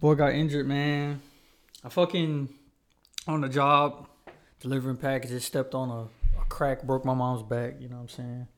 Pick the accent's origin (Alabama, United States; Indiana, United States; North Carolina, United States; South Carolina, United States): North Carolina, United States; Charlotte; also born or lived in Huntersville; we're from Charlotte, North Carolina